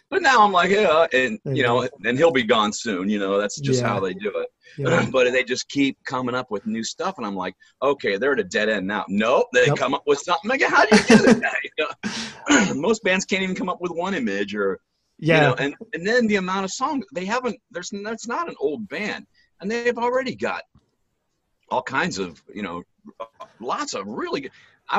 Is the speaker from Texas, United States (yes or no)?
no; Akron, Ohio, United States; born there; I was born in Akron, Ohio. It's about half an hour south of Cleveland.